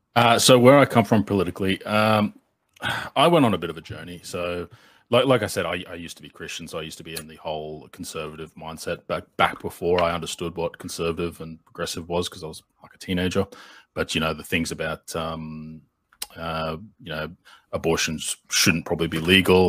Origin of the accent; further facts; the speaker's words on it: Australia; being the Australian in the room